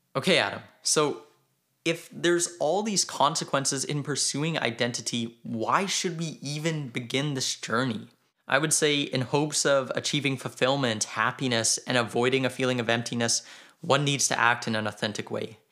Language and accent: English; Canada; I am Canadian